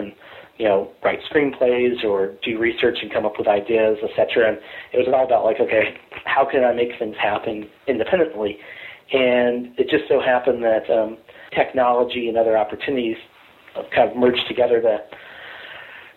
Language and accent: English; Kansas City, Missouri, United States; moved away as an adult; also born or lived in Los Angeles; I grew up in Kansas City, Missouri, and I came up to Los Angeles to go to school at USC.